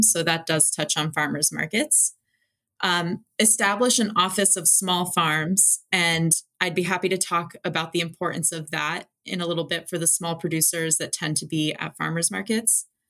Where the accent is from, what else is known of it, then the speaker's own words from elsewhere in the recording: New York, United States; as a New Yorker